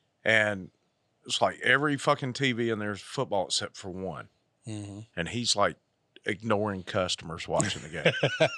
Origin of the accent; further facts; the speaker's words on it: Georgia, United States; Well, I grew up in Georgia.